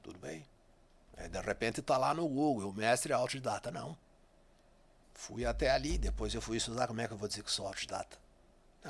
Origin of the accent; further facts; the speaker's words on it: Marcelino Ramos, Rio Grande do Sul, Brazil; moved away; Marcelino Ramos, minha terra natal.